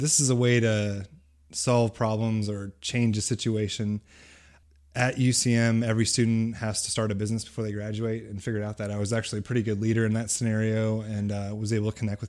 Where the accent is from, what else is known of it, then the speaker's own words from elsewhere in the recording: California, United States; also born or lived in Texas / Ohio / Missouri; But I grew up in California and moved around Texas, Ohio, and moved to Missouri when I was in high school.